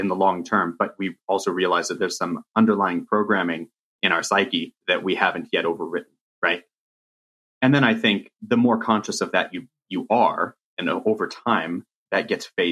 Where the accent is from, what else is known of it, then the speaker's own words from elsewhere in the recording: Riverside, California, United States; you and I grew up in Riverside, California